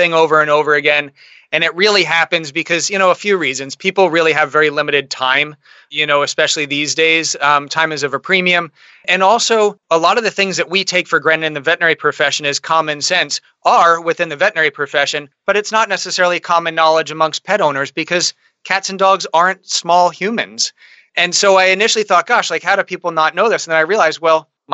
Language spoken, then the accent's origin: English; outside of Philadelphia, Pennsylvania, United States; moved away as an adult; also born or lived in Miami / London; now in Portland, United States; I grew up outside of Philadelphia